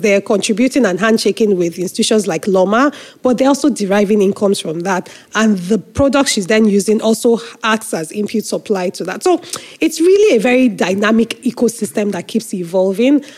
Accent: Nigeria; I am a Nigerian patriot, as they say, you know, through and through, because I have no other country than

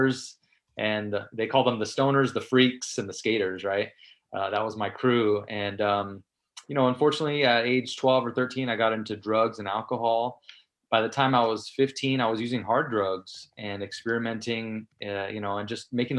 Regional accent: San Mateo, California, United States; in San Mateo, where I grew up in the Bay Area

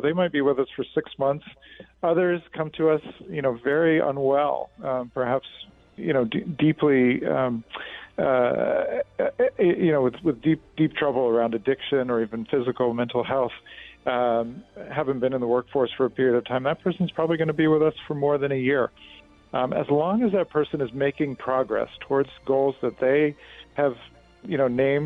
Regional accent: Washington, District of Columbia, United States; moved away as an adult; now in New York, United States; I'm from Washington, D.C.

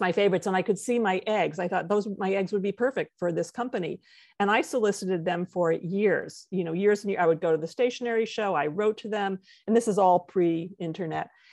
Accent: White Plains, New York, United States; also born or lived in Midwest; born in the Midwest, but, um, by the time I was six, my family had moved to White Plains, New York, and then remained there for, you know, my entire schooling

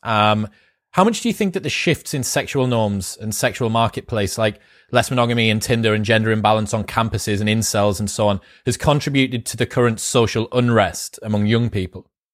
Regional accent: United Kingdom; as a Brit

